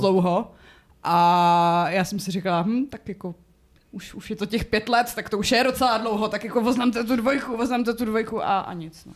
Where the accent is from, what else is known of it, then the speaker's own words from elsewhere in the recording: Rychnov nad Kněžnou, Hradec Králové Region, Czechia; u nás na Rychnovsku se prostě na holčičí koledu chodí